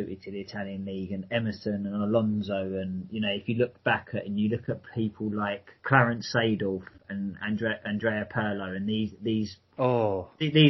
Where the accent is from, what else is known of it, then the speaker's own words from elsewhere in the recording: London, United Kingdom; I was born in the London borough of Sutton